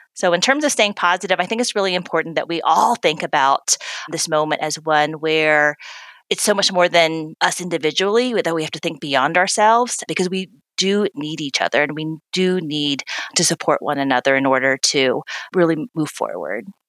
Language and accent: English; the American South, United States; I'm a proud daughter of Korean immigrants. I grew up in the American South